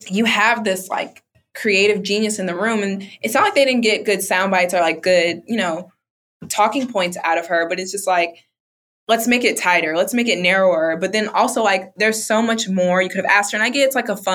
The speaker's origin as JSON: {"language": "English", "town": "Bronx", "region": "New York", "country": "United States", "said": "Like, we're both black women, or we're both from the Bronx."}